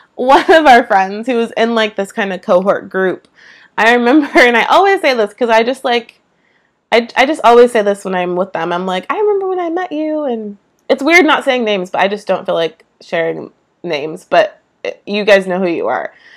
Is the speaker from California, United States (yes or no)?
yes; East Bay, San Francisco Bay Area, California, United States; moved away as an adult; now in Georgia, United States; Never have lived anywhere besides California in my entire life. Never anywhere besides the East Bay in California specifically. I'm from the Bay Area.